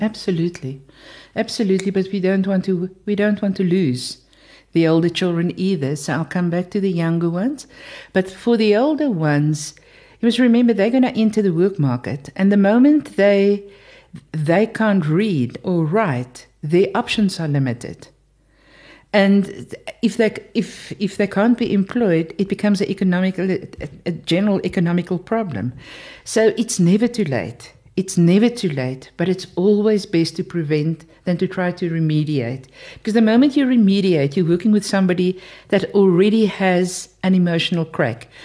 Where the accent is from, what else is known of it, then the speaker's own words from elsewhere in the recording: South Africa; I'm from South Africa